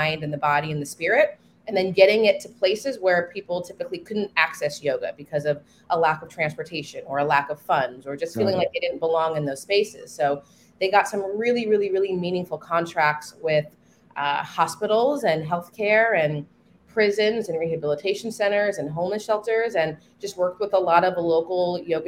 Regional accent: New Jersey, United States; I'm from New Jersey originally.

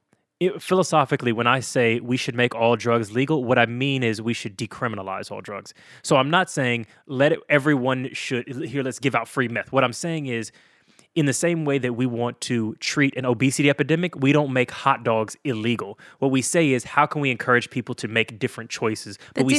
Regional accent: United States; You know, I'm American. It's freedom, all right?

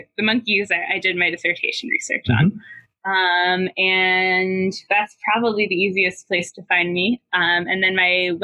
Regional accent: New Hampshire, United States; moved away as an adult; also born or lived in St. Louis / Ohio; now in Boston, United States; my hometown in New Hampshire

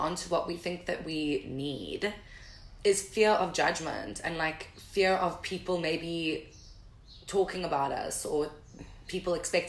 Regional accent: Durban, KwaZulu-Natal, South Africa; accent: Durban; now in Cape Town, South Africa; growing up in Durban and stuff, Durban is quite conservative.

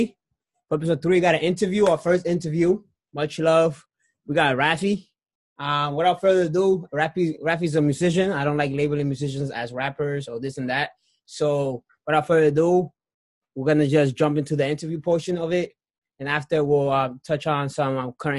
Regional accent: Lawrence, Massachusetts, United States; I'm from Lawrence myself

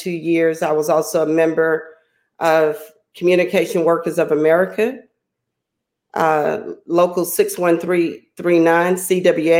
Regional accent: Beaumont, Texas, United States; being a native from Beaumont, I chose to raise my family here

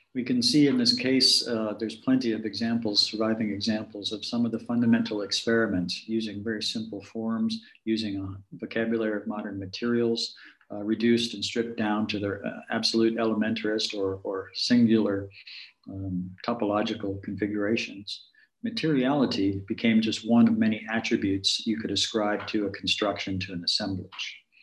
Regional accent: Chicago, Illinois, United States; talk a little bit about my hometown here, if we could. Um, jumping back to Chicago

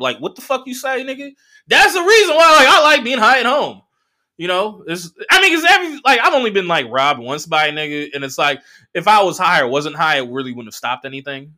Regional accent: Southern California, United States; I'm from Southern California

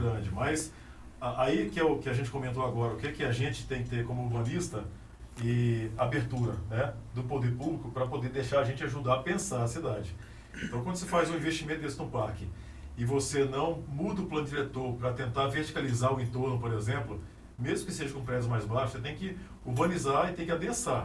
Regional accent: Anápolis, Goiás, Brazil; nasci em Anápolis, e subi por aqui mesmo

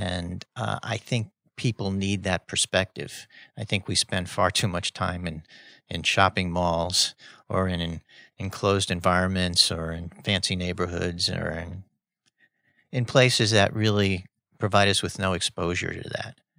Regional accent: New York City, New York, United States; I grew up in Spanish Harlem

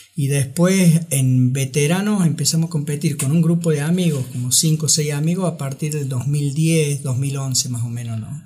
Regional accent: Córdoba, Argentina; Yo estudié la primaria y la secundaria ya en las escuelas pías de Barrio General Paz

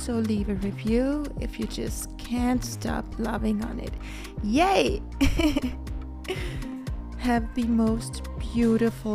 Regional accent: Denmark; English is a second language; I live in Denmark, but I am half Cuban and half Danish. I was born in Denmark, so I speak Danish fluently

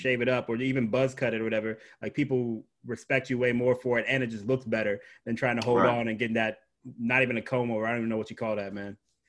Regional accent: Ohio, United States; they come from my home state of Ohio

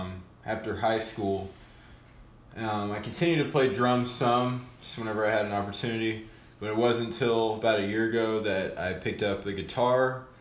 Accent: Moberly, Missouri, United States; born there; I was born in Moberly.

